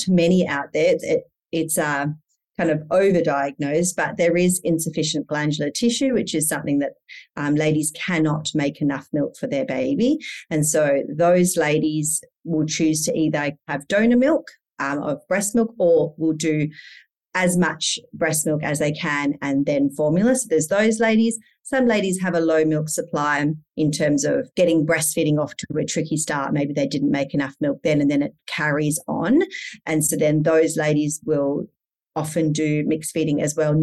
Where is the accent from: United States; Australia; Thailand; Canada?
Australia; Perth, Western Australia; now in Indonesia; I'm from Perth. We live in Indonesia as a family.